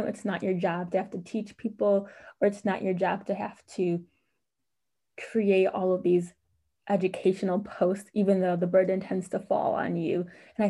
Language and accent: English; Minneapolis, Minnesota, United States; we're from Minneapolis.